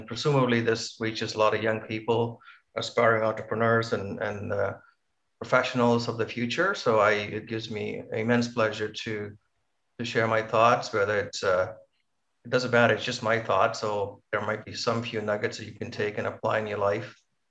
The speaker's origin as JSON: {"language": "English", "town": "Point Pedro", "region": "Northern Province", "country": "Sri Lanka", "tie": "born or raised there", "also_born_or_lived": "Colombo, Sri Lanka", "moved": "yes", "lives_now": "Canada"}